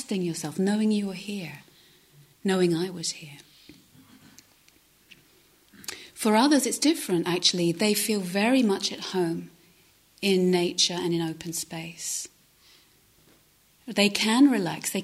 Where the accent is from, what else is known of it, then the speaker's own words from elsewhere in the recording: London, United Kingdom; moved away as an adult; now in Devon, United Kingdom; I was from the city, I'm from South London